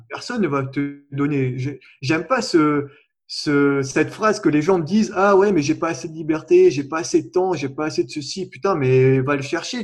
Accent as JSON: {"language": "French", "town": "La Plaine-des-Palmistes", "country": "Réunion", "said": "je viens de la Réunion, de la plaine des Palmistes en plus"}